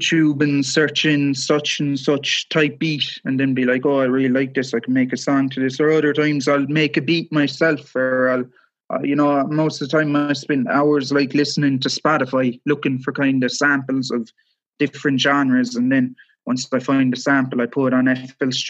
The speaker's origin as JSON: {"language": "English", "town": "Cork", "region": "Munster", "country": "Ireland", "lives_now": "West Cork, Ireland", "said": "I come from Cork City, I live in West Cork now"}